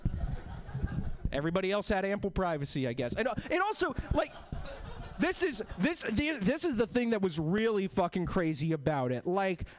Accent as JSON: {"language": "English", "region": "East Coast", "country": "United States", "tie": "born or raised there", "moved": "yes", "lives_now": "Seattle, United States", "said": "I'm originally was born and bred in the East Coast. All my family is from like Boston and New York"}